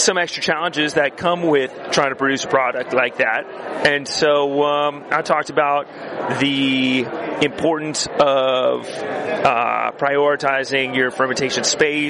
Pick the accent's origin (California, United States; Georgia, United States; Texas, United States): California, United States; San Diego; moved away as an adult; now in San Sebastian, Spain; I am from San Diego, California, and proud of it